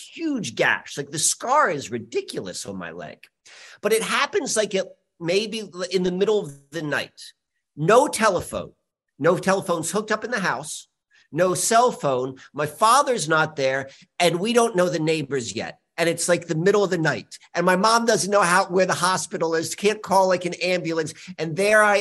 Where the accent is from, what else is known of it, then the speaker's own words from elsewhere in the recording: Richmond, Virginia, United States; also born or lived in Columbia, Maryland; 5 years old, we moved from Columbia, Maryland to Richmond, Virginia